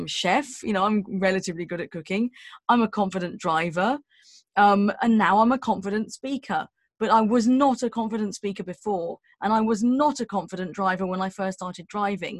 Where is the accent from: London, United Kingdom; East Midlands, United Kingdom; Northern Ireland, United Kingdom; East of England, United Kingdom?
London, United Kingdom; I'm from London, so I had to pass my test in London, and, you know, like driving around West London